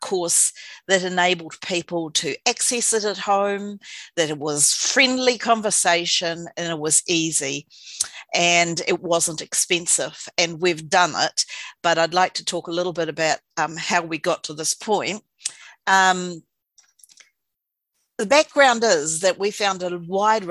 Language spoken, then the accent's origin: English; Invercargill, Southland, New Zealand; moved away as an adult; also born or lived in Dunedin; now in Wellington, New Zealand; I moved to Wellington from Invercargill, from Waihopai, where I was born and bred.